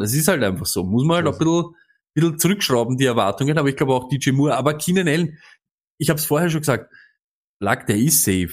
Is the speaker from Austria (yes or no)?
yes; Austria; Als Österreicher